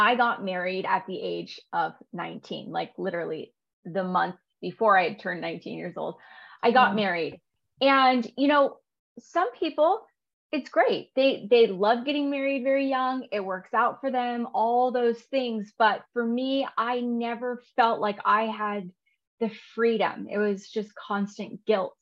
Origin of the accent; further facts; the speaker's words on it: California, United States; I grew up in California